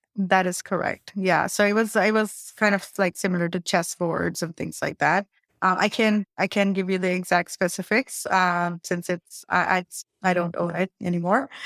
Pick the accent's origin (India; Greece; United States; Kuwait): India; moved away; I'm from India